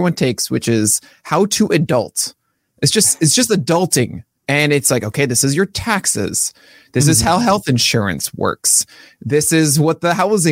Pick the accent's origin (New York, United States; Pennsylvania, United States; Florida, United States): New York, United States; New York City; growing up in Brooklyn